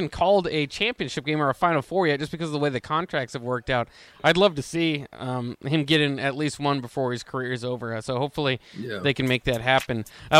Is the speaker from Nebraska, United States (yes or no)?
yes; Lincoln, Nebraska, United States; Growing up in the Big 12, that was the team when they came to Lincoln.